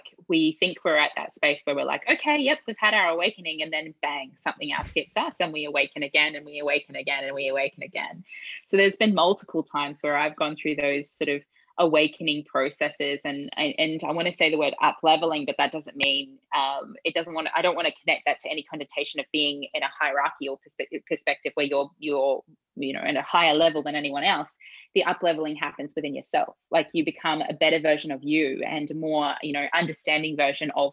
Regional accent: New Zealand; I grew up in New Zealand

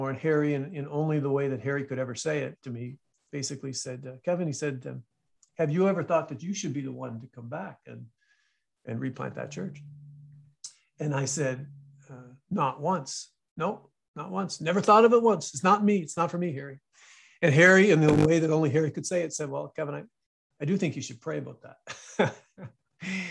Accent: Apohaqui, New Brunswick, Canada; also born or lived in Saint John, New Brunswick / Dartmouth, Nova Scotia; Apohaqui was the home, the little village that I grew up in. We moved here when I was 12 and from St. John

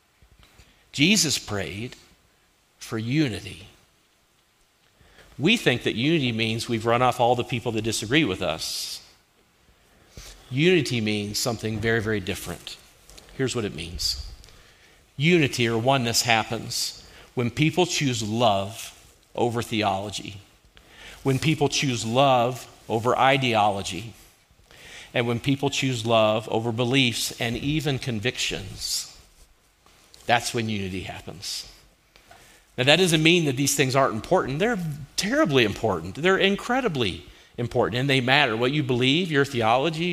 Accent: Kentucky, United States; now in Colorado, United States; we're from Kentucky

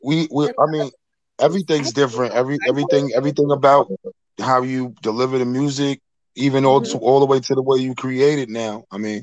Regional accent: South Huntington, New York, United States; I'm from South Huntington. I'm from Long Island.

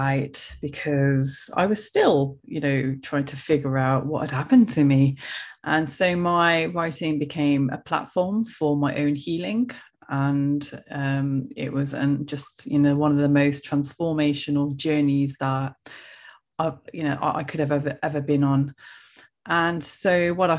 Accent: Coventry, West Midlands, United Kingdom; as you can tell from my accent, I am from the UK, central England, a place called Coventry

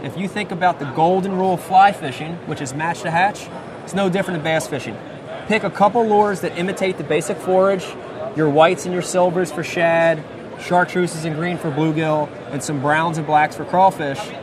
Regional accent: New Jersey, United States; growing up for me growing up in New Jersey

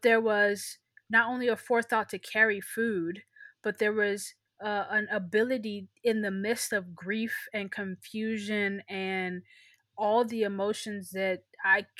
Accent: United States; also born or lived in Nigeria; growing up in America, I grew up under the narrative of being an immigrant

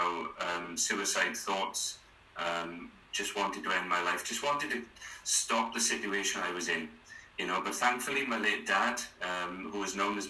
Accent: South Wales, United Kingdom; born and bred in South Wales.

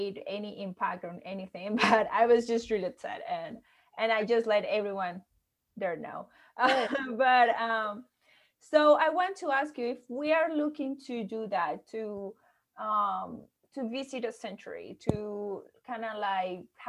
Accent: Venezuela; I'm from Venezuela

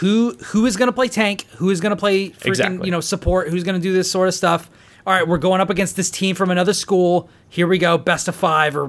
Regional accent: California, United States; I don't know. I'm a Californian, so I wouldn't be able to tell you about that.

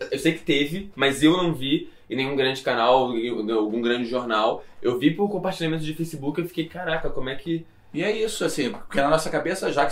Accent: Brazil; a gente como brasileiro, a gente tá sofrendo muito pouco com estereótipo, né? Porque a gente ainda tem nossa identidade brasileira

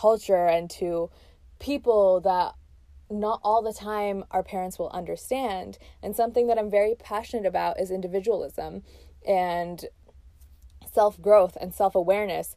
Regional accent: Texas, United States; also born or lived in Pakistan; I was born in Pakistan and moved to Texas when I was around 6 or 7 years old. So I have like real memories in Pakistan and real memories in obviously Texas, where I grew up as an immigrant

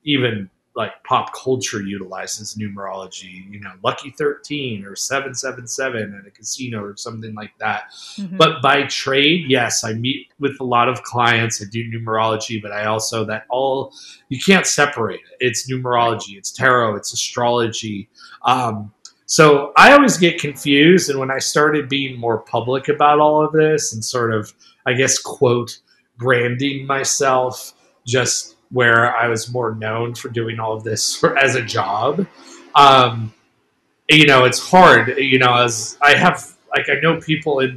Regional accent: United States; I was born in the United States

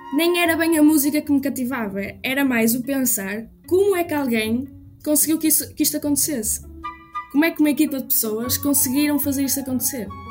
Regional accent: Trás-os-Montes, Portugal; also born or lived in Porto / Aveiro; nasci no Porto, mas costumo dizer que sou de Trás-os-Montes.

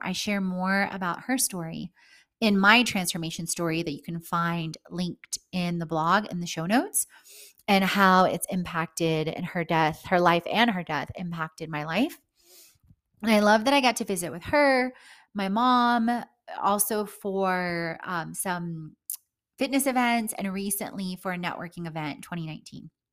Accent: Houston, Texas, United States; moved away as an adult; also born or lived in Poland / Italy; now in Atlanta, United States; I've lived most of my life surrounded by the concrete jungle in Houston, Texas

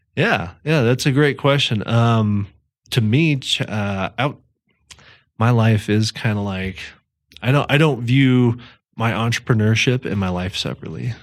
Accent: Thornton, Colorado, United States; also born or lived in Fort Collins; I'm from Denver, uh, Thornton, to be specific. Uh, that's where I grew up.

